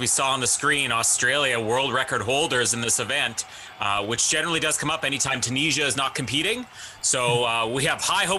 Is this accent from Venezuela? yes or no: no; Canada; that's what you're looking for as a Canadian.